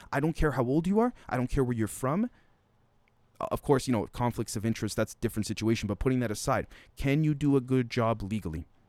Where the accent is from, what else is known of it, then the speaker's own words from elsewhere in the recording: Canada; as a Canadian